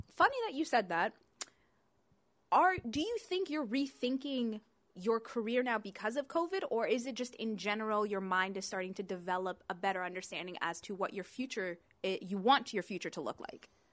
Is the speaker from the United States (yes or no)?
no; London, Ontario, Canada; I came here when I was about four, so basically same difference. We grew up here.